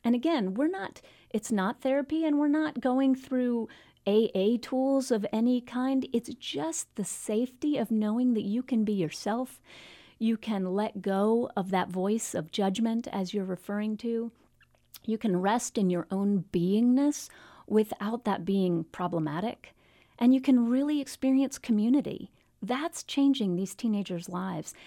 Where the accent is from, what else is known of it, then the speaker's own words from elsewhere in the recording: Virginia, United States; now in Portland, United States; I grew up in Virginia